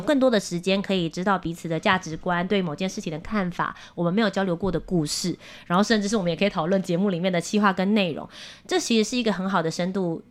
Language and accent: Chinese; Kaohsiung, Taiwan; 我是高雄人